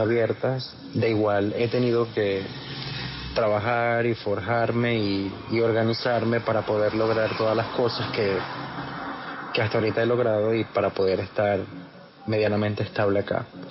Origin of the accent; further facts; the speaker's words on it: Maracaibo, Zulia, Venezuela; moved away as an adult; also born or lived in Medellín, Colombia; now in Barranquilla, Colombia; yo soy de Maracaibo, nací allí en el estado Zulia, en Venezuela